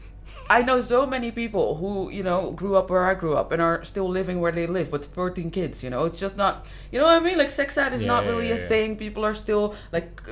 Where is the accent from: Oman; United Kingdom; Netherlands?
Netherlands; I grew up, I was born and raised in the Netherlands